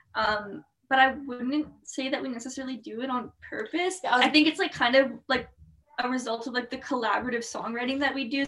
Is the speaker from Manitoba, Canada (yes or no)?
yes; Winnipeg, Manitoba, Canada; born or raised there